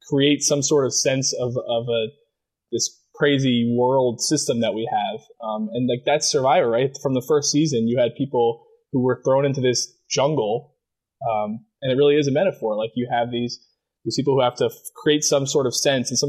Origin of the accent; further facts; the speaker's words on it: Maryland, United States; there's nothing really defining about growing up in Maryland, like besides crabs.